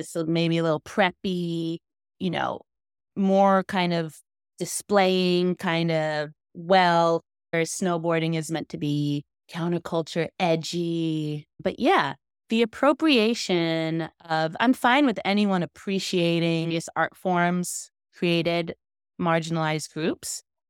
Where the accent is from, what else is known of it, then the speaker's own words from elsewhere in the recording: Jamaica; And like me as a Jamaican to see snowboarders like embrace reggae, embrace.